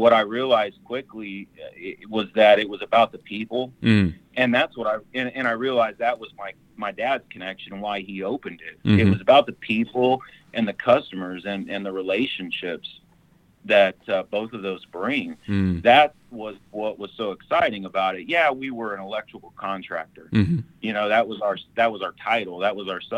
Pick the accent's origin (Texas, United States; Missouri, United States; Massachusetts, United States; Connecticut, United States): Texas, United States; San Antonio; I was born and raised really in San Antonio